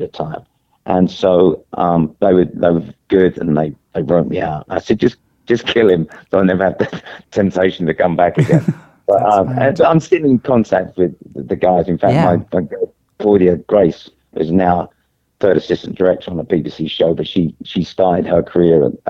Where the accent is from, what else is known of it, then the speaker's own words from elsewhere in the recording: London, United Kingdom; I grew up in the East End